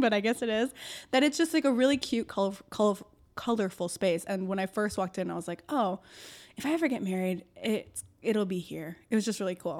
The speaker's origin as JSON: {"language": "English", "town": "Algonquin", "region": "Illinois", "country": "United States", "tie": "born or raised there", "said": "I grew up in Algonquin."}